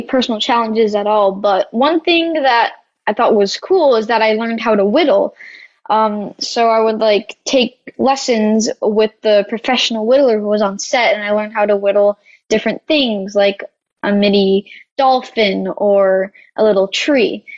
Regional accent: Canada; I come from Canada and we were in Georgia

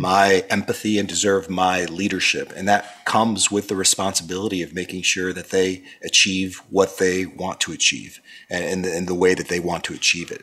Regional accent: Miami, Florida, United States; growing up in that environment and growing up in Miami where you had people from Cuba and Argentina

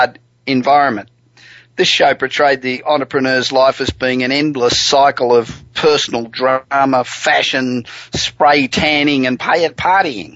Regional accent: Los Angeles, California, United States; coming to you this week again from my hometown of Los Angeles

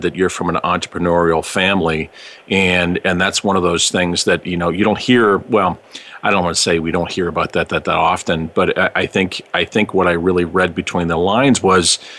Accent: Pittsburgh, Pennsylvania, United States; now in Cleveland, United States; I'm in Cleveland. I'm originally from Pittsburgh

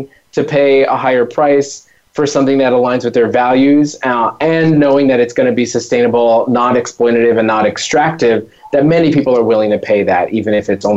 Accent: New York, United States; having grown up in New York and yet being kind of new to this country

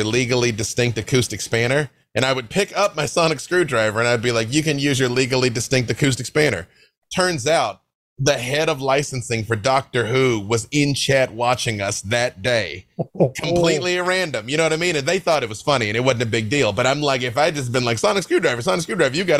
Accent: Little Rock, Arkansas, United States; I'm from Little Rock, Arkansas. We grew up on gospel music

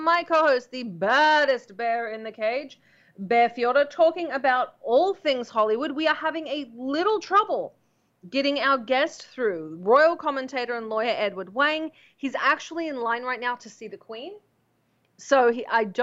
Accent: Australia; now in United States; I spent my whole life in Australia. I'm Australian

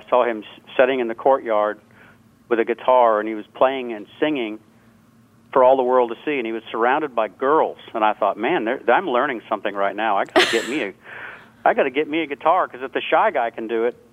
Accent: Jacksonville, Florida, United States; now in New England, United States; I'm originally from Jacksonville, Florida, but I live in New England now

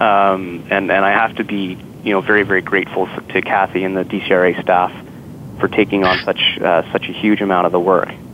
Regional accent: Ottawa, Ontario, Canada; born and raised in Ottawa

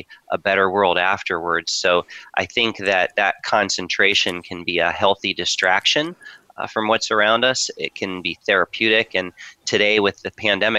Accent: near Muirfield Village Golf Club, Ohio, United States; I was born near Murfield Village Golf Club in Ohio, known as the course that Jack built and named after the famous Murfield Links in Scotland. I grew up watching Jack on his path to winning the 18 majors

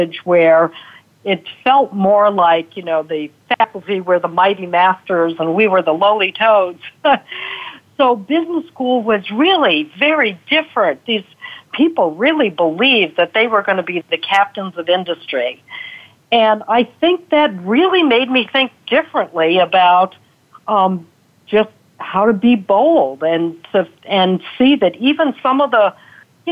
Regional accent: Chicago, Illinois, United States; also born or lived in Montclair, New Jersey; now in Pennsylvania, United States; I was raised in Chicago.

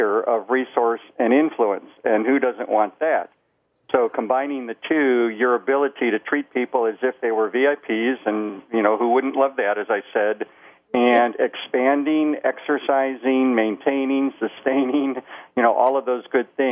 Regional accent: Chicago, Illinois, United States; I was born and raised in Chicago.

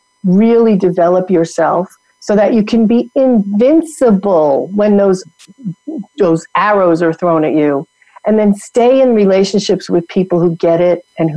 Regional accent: New York, United States; accent: New York; moved away as an adult; also born or lived in Atlanta; I go to New York and my New York accent comes back in a heartbeat. Right? And I've been gone from New York since I'm 21.

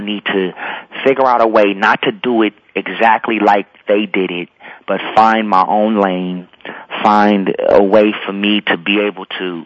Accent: Los Angeles, California, United States; also born or lived in McComb, Mississippi; I was born in Mississippi, and I've been in Los Angeles since I was two.

